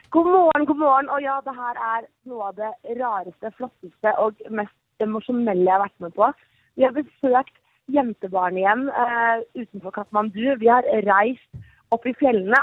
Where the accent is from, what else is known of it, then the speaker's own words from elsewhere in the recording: Norway; å være her som nordmann